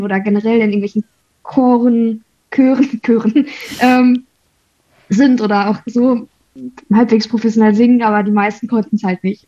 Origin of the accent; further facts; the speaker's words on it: North Rhine-Westphalia, Germany; Bei uns in NRW